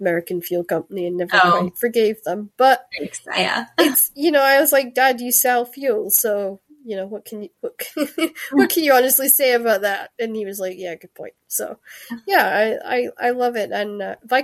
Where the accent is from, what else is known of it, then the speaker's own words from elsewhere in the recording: Shetland, Scotland, United Kingdom; accent: Scottish; I grew up in Shetland with Viking culture and Scottish history